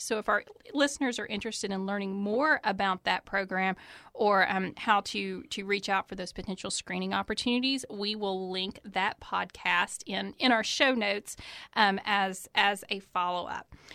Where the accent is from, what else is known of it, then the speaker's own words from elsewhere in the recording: Eastern Kentucky, United States; I'm originally from Eastern Kentucky